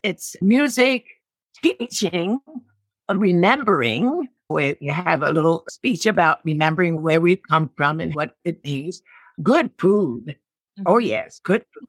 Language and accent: English; Philadelphia, Pennsylvania, United States; moved away as an adult; now in Olean, United States; I'm from Philadelphia originally.